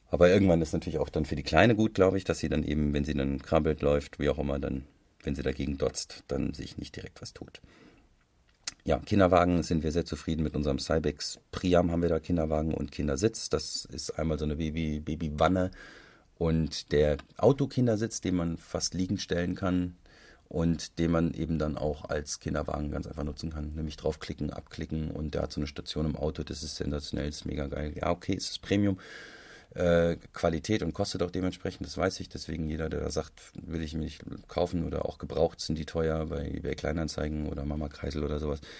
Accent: Hesse, Germany; das ähm, macht für mich als Hesse natürlich nochmal viel sympathischer.

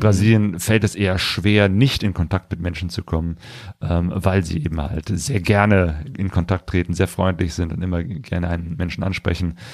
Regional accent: near Cologne, North Rhine-Westphalia, Germany; also born or lived in Ruhr area; ich komme ja aus der Nähe von Köln, bin damals äh, in Köln auch mal äh, zur Schule gegangen

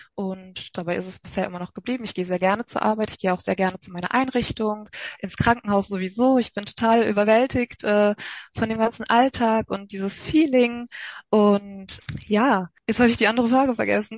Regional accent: North Rhine-Westphalia, Germany; komme ich aus Nordrhein-Westfalen

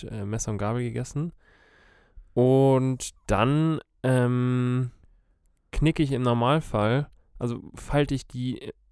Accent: Germany; Ich komme aus Deutschland.

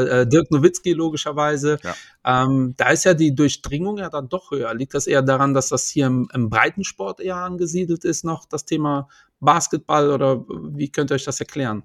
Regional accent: Portugal; now in Germany; Ich bin Portugiese

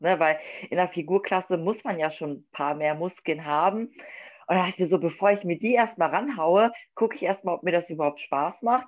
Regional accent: Wolfsburg, Lower Saxony, Germany; Ich komme aus Wolfsburg, das liegt in Niedersachsen

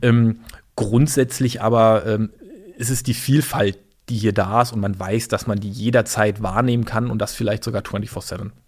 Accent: Berlin, Germany; also born or lived in Chemnitz / Greifswald; Berlin groß geworden äh, in einer Plattenbausiedlung in Berlin-Hellersdorf

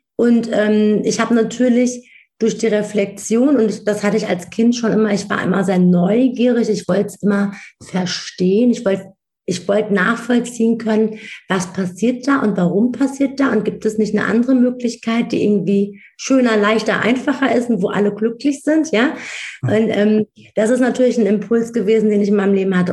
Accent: Wiesbaden, Hesse, Germany; Ich bin in Wiesbaden geboren, aufgewachsen, ich bin hier zur Schule, ich habe hier äh, in Mainz studiert

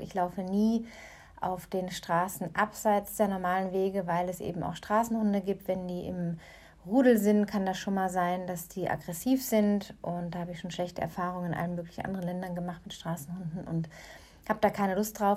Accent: Germany; moved away as an adult; now in North Africa; meine Heimat aus der Ferne hier aus Nordafrika

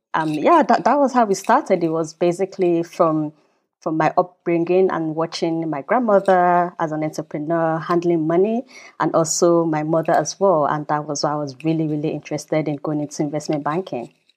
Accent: Nigeria; also born or lived in United Kingdom / China / United States; now in Germany; I grew up in Nigeria, so I'm from Nigeria, even though I'm British citizen as well, living in Germany

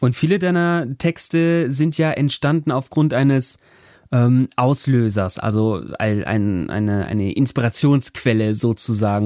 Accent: Germany; now in Bremen, Germany; von Bremen aufs Land in meine Heimat

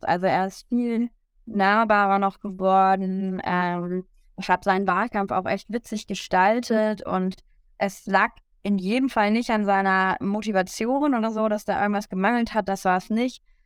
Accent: Lower Saxony, Germany; also born or lived in United States; als Schülerin mit der Bildungspolitik in Niedersachsen

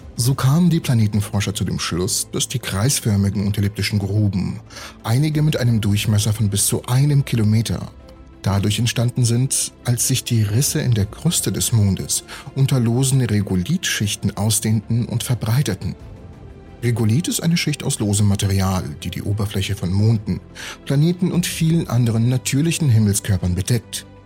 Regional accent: Siberia, Russia; moved away; Ich bin in Sibirien aufgewachsen

